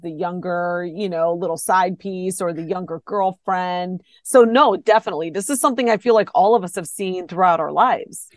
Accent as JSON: {"language": "English", "region": "Ohio", "country": "United States", "tie": "born or raised there"}